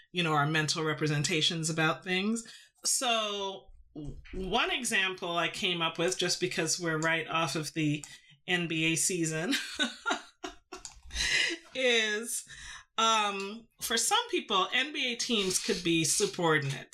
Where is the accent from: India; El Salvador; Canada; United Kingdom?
Canada; Toronto, Ontario; also born or lived in Trinidad; I grew up in Toronto, but I, you know, was born in, in the Caribbean. And so I spent my formative years in Trinidad